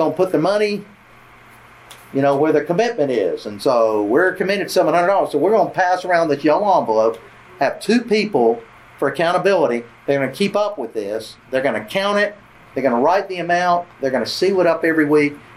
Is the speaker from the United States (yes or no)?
yes; Georgia, United States; now in Tennessee, United States; I grew up in Georgia, live in Tennessee